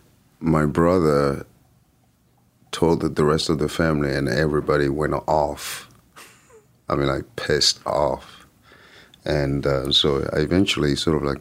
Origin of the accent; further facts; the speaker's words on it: France; English is a second language; moved away as an adult; also born or lived in Paris / Lyon; growing up in France